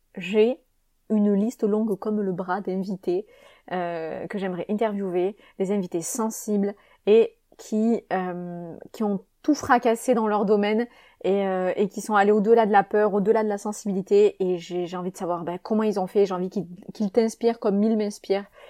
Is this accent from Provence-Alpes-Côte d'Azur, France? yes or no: yes; Avignon, Provence-Alpes-Côte d'Azur, France; Je suis née à Avignon, en France, donc en 89, comme je l'ai dit, et euh, cet accent, il me suit partout